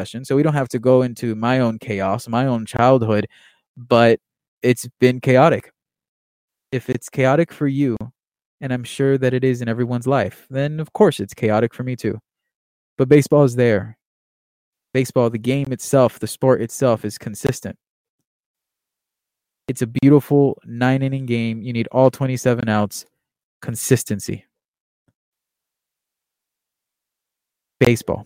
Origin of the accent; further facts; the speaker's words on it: Miami, Florida, United States; I'm Cuban American. I was born in Miami, Florida, born and raised, really